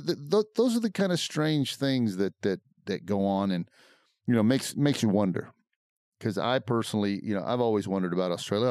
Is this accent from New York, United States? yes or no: no; Central Texas, United States; I grew up in Central Texas, and to be more exact, approximately 17 miles from the geographical heart of Texas. Now, when you get out into that area of Texas, it's a lot of bush. It's a lot of rough bush, a lot of rocks, a lot of mesquites